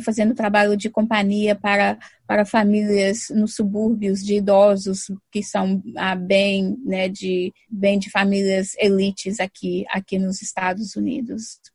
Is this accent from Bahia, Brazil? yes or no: no; São Paulo, Brazil; also born or lived in Minas Gerais; now in Boston, United States; eu morei em São Paulo, sempre me identifiquei com São Paulo